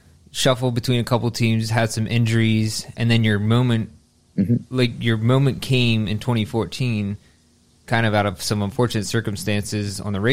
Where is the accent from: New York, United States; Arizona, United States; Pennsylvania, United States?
Pennsylvania, United States; I'm from Pennsylvania